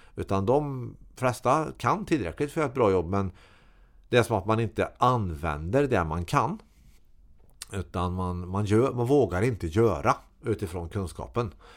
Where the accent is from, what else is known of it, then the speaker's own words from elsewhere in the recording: Karlstad, Värmland, Sweden; Jag är uppväxt på Herrhagen i Karlstad